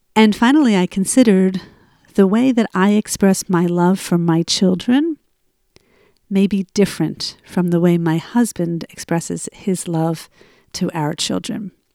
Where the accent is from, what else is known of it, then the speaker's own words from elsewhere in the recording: Cherry Hill, New Jersey, United States; moved away; broadcasting from my hometown of Cherry Hill, New Jersey. I am here for a month visiting my family